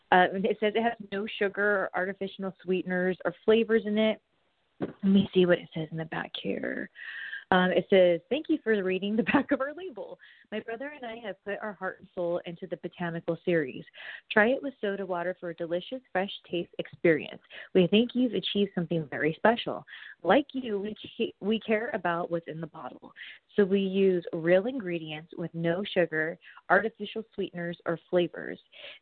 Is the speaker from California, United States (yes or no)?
yes; California, United States; Because to me, I'm from SoCal.